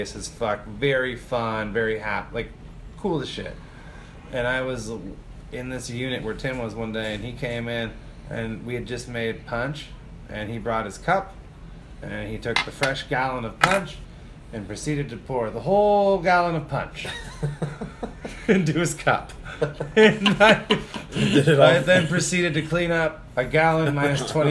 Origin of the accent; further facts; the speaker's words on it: United States; We're fucking Americans